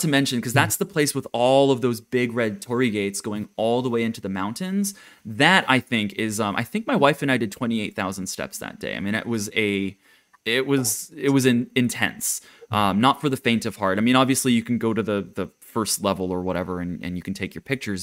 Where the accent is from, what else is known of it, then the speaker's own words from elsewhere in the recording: Japan; moved away; it's where I'm originally from. My family's there